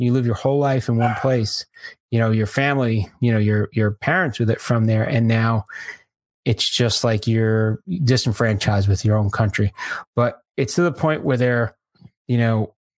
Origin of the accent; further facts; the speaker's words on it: Florida, United States; I'm from Florida